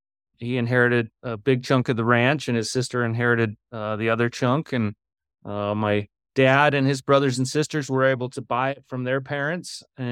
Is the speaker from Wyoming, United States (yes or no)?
yes; Jackson, Wyoming, United States; now in Wilson, United States; All right. Yeah, I was born and raised in Jackson, Wyoming. I'm 47 years old. I am the fourth generation, and we live here on our family homestead in Wilson, Wyoming.